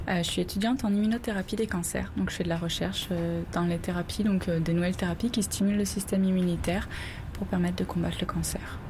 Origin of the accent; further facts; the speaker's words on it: France; moved away as an adult; now in Montreal, Canada; Je suis française